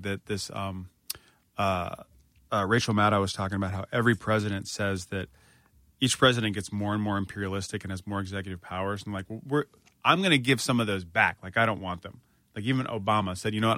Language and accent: English; Northern Virginia, United States; I'm from Northern Virginia where there are tons of Civil War reenactments